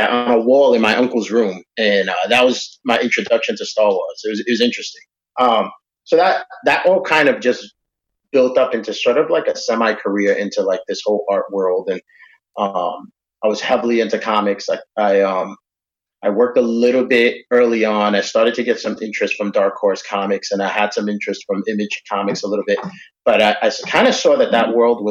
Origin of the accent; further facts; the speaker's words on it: New York, United States; moved away; Back in New York, I was born and raised in New York